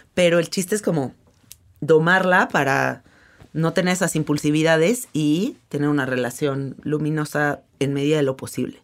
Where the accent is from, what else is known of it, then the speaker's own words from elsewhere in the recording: Mexico; soy mexicana